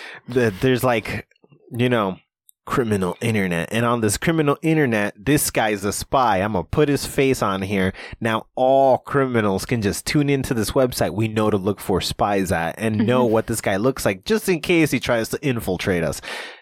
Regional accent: New Jersey, United States; I'm from Jersey and then I go to Cali where nobody knows what I look like.

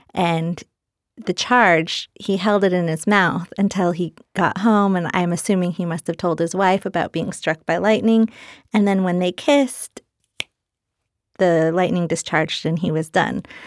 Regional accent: United States; I'm Native American

